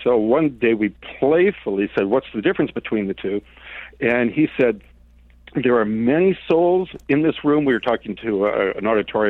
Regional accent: Detroit, Michigan, United States; moved away as an adult; now in San Francisco, United States; I grew up in Soul City, right? Motown, Detroit

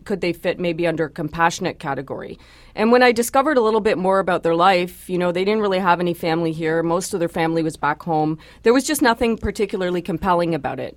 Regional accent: Canada; I am a Canadian first

